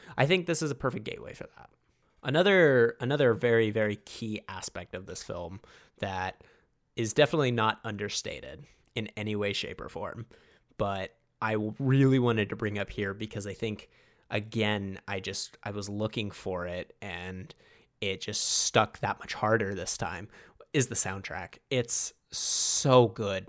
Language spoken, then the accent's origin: English; Toronto, Ontario, Canada; I am obviously from Toronto